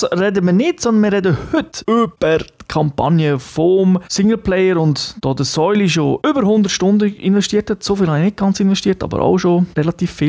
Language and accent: German; Japan; German is a second language; Ich denke, als Japaner sowieso hat man eine, eine spezielle Beziehung zu Atomwaffen, ähm, weil man es halt tragisch erlebt hat